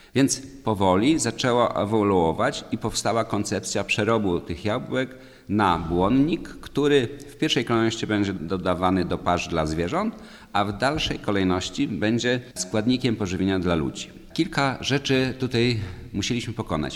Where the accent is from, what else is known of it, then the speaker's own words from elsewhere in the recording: Warka-Grójec area, Masovian Voivodeship, Poland; Urodziłem się i wychowałem w rejonie warecko-grójeckim, znanym jako największy sad na świecie